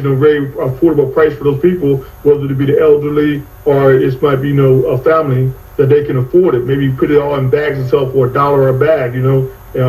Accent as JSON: {"language": "English", "region": "New Jersey", "country": "United States", "tie": "born or raised there", "also_born_or_lived": "Charlotte, North Carolina", "moved": "as an adult", "lives_now": "Phoenix, United States", "said": "I grew up in New Jersey."}